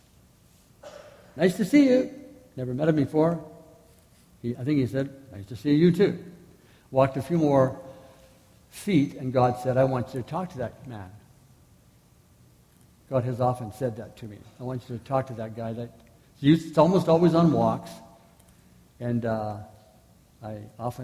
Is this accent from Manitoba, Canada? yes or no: yes; Manitoba, Canada; I'm from Manitoba